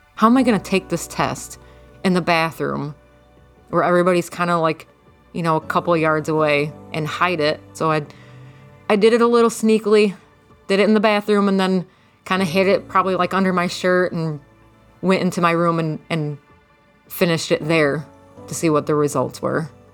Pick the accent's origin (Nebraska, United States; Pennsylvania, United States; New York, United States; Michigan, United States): Michigan, United States; Jackson; I am from Jackson, Michigan.